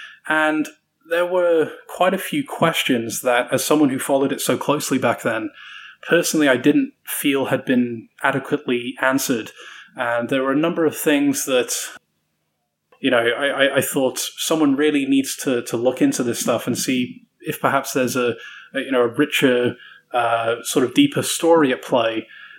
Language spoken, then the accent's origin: English; South Carolina, United States; I've been putting on this British accent for the best part of a year, and little do you know that I'm actually from South Carolina.